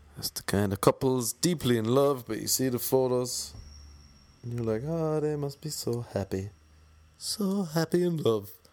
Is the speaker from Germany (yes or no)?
no; Ireland; accent: Irish; moved away as an adult; now in Los Angeles, United States; Back home in Ireland